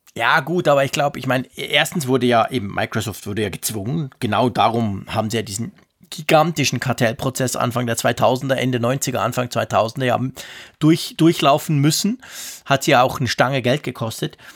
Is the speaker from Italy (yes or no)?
no; Switzerland; wir haben ja extrem viele Deutsche bei uns